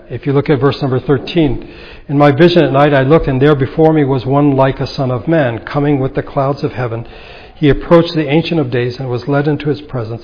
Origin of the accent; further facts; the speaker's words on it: United States; we are American citizens because this is where God has put us.